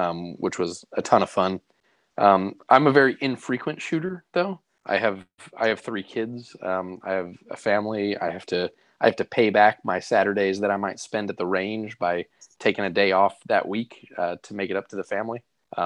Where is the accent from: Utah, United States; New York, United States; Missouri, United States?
Missouri, United States; St. Louis; moved away; I'm originally from St. Louis, Missouri